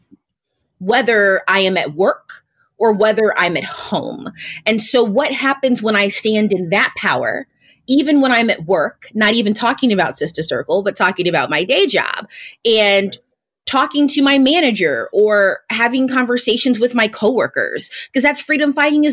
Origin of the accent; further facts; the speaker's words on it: St. Louis, Missouri, United States; a Black woman who was born and raised in St. Louis, Missouri, I completely understood Blackness.